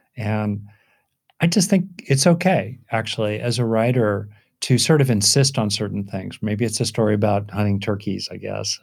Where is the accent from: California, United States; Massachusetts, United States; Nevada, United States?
California, United States; Southern; I grew up in Southern California